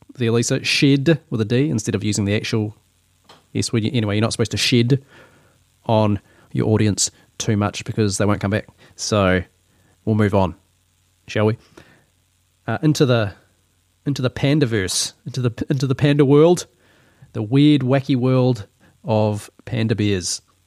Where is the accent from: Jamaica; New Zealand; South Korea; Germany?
New Zealand; accent: Kiwi; this is just my Kiwi accent